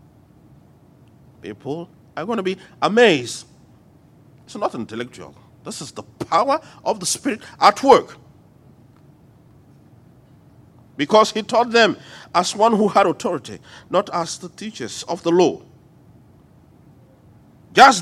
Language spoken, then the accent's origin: English; Lomé, Maritime, Togo; accent: French; English is a second language; moved away as an adult; also born or lived in United States; now in Lomé, Togo; One day I was teaching in my hometown, Lome